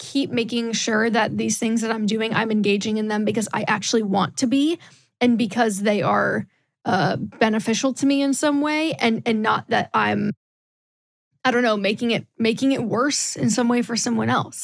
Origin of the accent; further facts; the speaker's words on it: Midwest, United States; moved away as an adult; also born or lived in the South (US); I grew up in the Midwest and then moved to the South for college and worked in the South for a while.